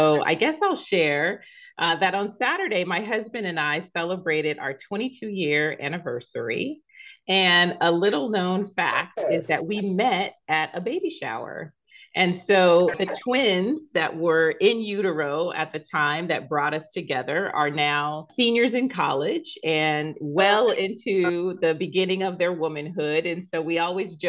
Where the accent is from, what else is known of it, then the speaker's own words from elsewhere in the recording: San Diego, California, United States; I was born in San Diego, raised in San Diego